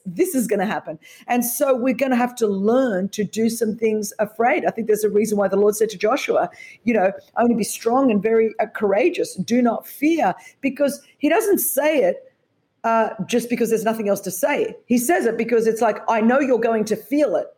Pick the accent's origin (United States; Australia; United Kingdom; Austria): Australia; born or raised there